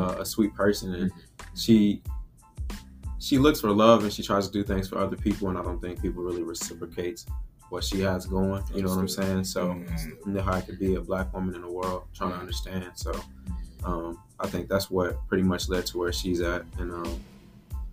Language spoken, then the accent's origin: English; Nashville, Tennessee, United States; also born or lived in Dickson, Tennessee; I'm from Nashville, Tennessee, and born and raised 18 years